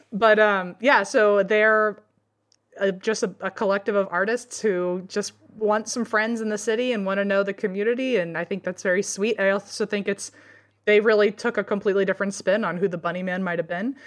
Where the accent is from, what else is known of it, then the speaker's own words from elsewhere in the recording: Virginia, United States; growing up in Virginia